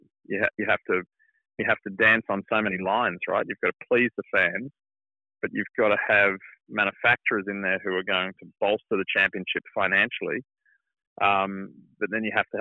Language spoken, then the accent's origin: English; Queensland, Australia; accent: Australian; moved away as an adult; now in United States; my home state of Queensland's